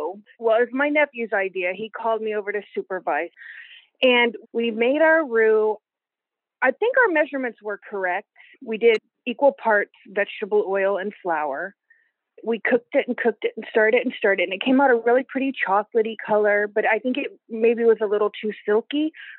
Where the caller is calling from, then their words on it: Houston, Texas, United States; I'm calling from Houston, Texas.